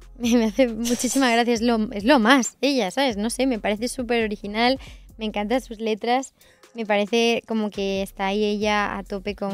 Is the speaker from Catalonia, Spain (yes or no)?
yes; Sant Climent de Llobregat, Catalonia, Spain; moved away as an adult; also born or lived in Viladecans; now in Madrid, Spain; Yo vivía en Vila de Cans y con 9 años me cambié a San Clemente del Terminé la primaria en Vila de Cans